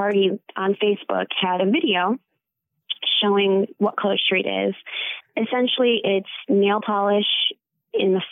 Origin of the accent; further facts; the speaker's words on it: Battle Creek, Michigan, United States; now in Kalamazoo, United States; I grew up in Battle Creek